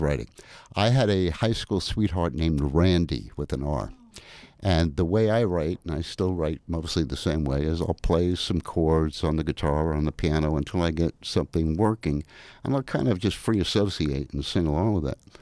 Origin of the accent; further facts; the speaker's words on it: New York City, New York, United States; I'm from Brooklyn, New York